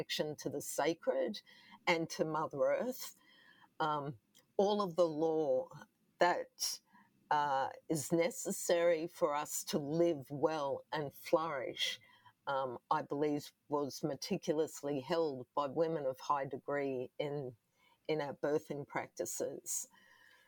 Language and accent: English; Brisbane, Queensland, Australia; was adopted by a non-Indigenous family also here on the south side of Brisbane, where I grew up.